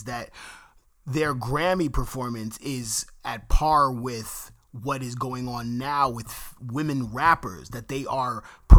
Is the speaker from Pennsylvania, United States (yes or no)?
no; New York, United States; accent: New York; People make fun of my New York accent